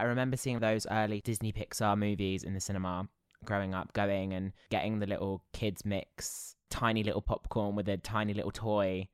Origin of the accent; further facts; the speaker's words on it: Basingstoke, South East England, United Kingdom; I grew up in Basingstoke